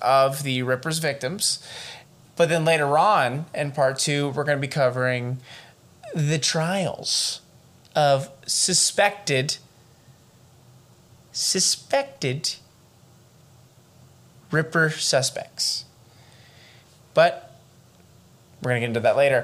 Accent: Atlanta, Georgia, United States; we're from Atlanta

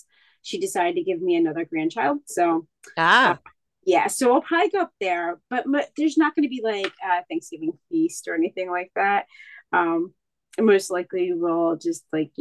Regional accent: Pennsylvania, United States; also born or lived in Ecuador; I'm from Pennsylvania, so we do a lot of Wawa.

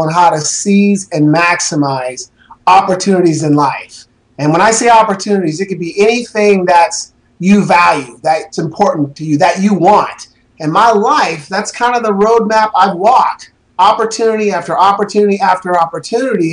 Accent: Portland, Oregon, United States; I was raised in Northeast Portland

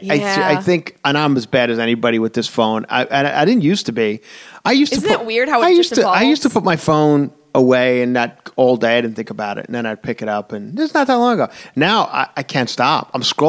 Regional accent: Long Island, New York, United States; I'm from Long Island

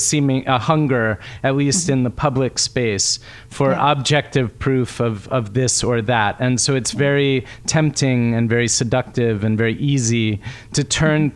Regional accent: United States; I grew up in America

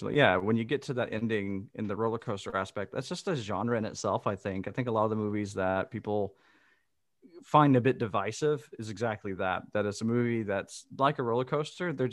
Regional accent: the South, United States; I'm from the South, and uh, it was in a rather, uh, it, it, was not a like suburban area that we went to.

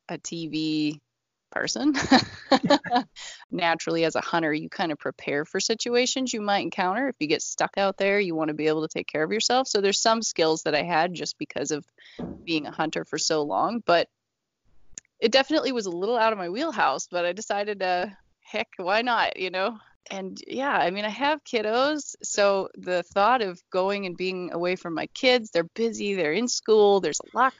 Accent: Idaho, United States; moved away as an adult; now in Montana, United States; right now I live in Montana. I grew up in Idaho.

